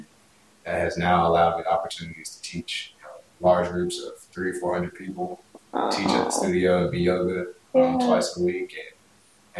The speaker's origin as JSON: {"language": "English", "region": "Texas", "country": "United States", "moved": "as an adult", "lives_now": "Washington, United States", "said": "I'm originally from Texas"}